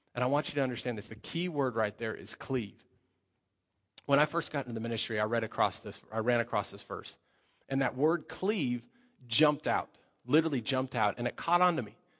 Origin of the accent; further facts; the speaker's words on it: Colorado, United States; moved away; I come from Colorado, so I speak a little bit faster.